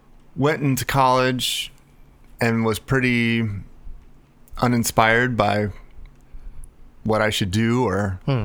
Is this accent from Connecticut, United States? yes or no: no; outside of Chicago, Illinois, United States; moved away as an adult; now in California, United States; I grew up outside of Chicago and was there till I was 18, and then came out to California for school.